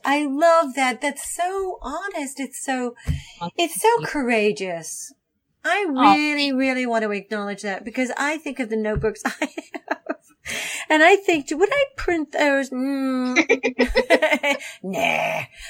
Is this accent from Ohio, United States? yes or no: yes; Ohio, United States; I grew up in Ohio. I grew up in a small town in Ohio.